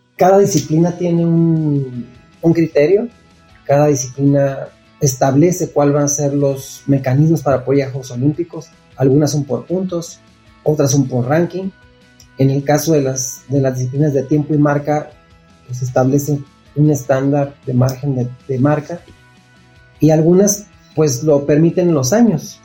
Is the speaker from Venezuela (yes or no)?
no; Nogales, Sonora, Mexico; Yo nací y crecí en Nogales, Sonora, que es frontera con Estados Unidos